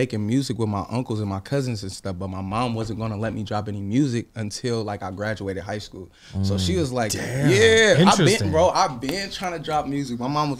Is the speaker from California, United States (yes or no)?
yes; Sacramento, California, United States; also born or lived in Honolulu, Hawaii; But I moved to Sac at like 8 months.